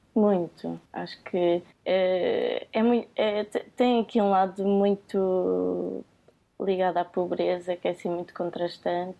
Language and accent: Portuguese; Cascais, Lisbon, Portugal; eu venho do Conselho de Cascais